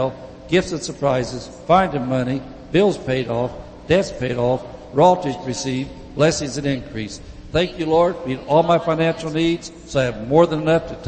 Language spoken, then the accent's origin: English; Indiana, United States; now in California, United States; when I came out here from Indiana, we didn't have different cultures out there.